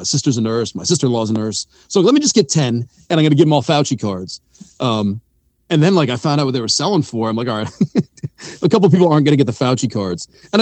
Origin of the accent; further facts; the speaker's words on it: Syracuse, New York, United States; I grew up in Syracuse. My family's from Jersey